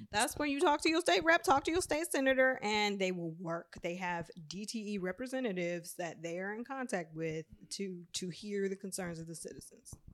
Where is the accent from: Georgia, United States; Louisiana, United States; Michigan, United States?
Michigan, United States; my hometown